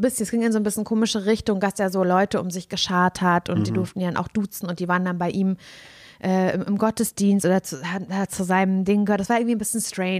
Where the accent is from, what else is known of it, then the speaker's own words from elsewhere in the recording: East Germany, Germany; ich bin ja im, ähm, im Osten groß geworden